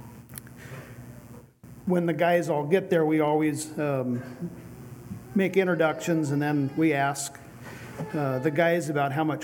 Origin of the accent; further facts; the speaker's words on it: Bonners Ferry, Idaho, United States; I'm from Bonners Ferry, Idaho